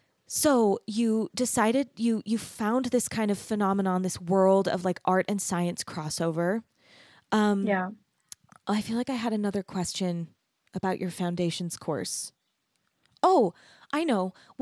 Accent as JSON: {"language": "English", "region": "Arizona", "country": "United States", "tie": "born or raised there", "also_born_or_lived": "Texas", "moved": "yes", "said": "So I grew up in Arizona, which is kind of like underneath California. And then I went to school in Texas in this beautiful little art city, like a tiny little art city in Texas."}